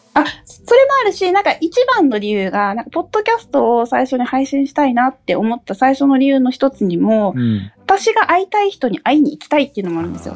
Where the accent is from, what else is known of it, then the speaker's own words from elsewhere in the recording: Okinawa, Japan; moved away as an adult; now in Saitama, Japan; 故郷の沖縄にも還元したいなっていうのもやっぱあるので